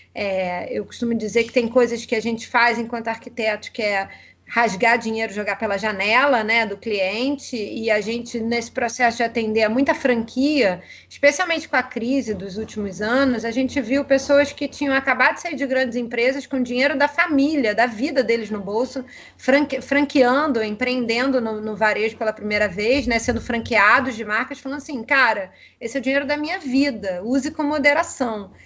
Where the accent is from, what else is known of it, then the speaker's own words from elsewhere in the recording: Rio de Janeiro, Brazil; accent: carioca; sou carioca, né? Acho que o sotaque não nega